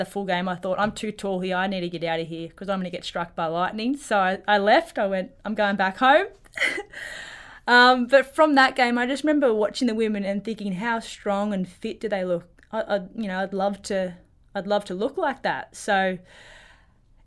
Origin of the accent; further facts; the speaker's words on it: Wagga Wagga, New South Wales, Australia; moved away as an adult; also born or lived in Sydney / Ballina/Lismore area, New South Wales; now in Melbourne, Australia; I did my high school in years in Wagga. And I say I'm from Wagga